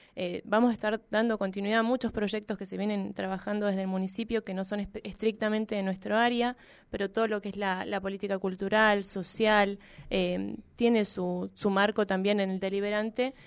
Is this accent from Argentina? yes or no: yes; Neuquén, Argentina; also born or lived in Buenos Aires; Soy neuquina, amo mi ciudad